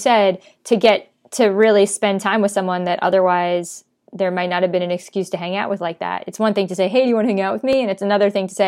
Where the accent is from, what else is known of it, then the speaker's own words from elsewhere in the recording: New York, United States; I'm a New Yorker